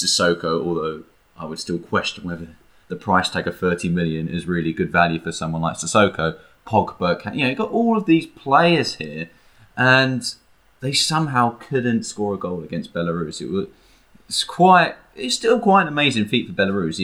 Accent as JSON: {"language": "English", "region": "England", "country": "United Kingdom", "said": "we're English"}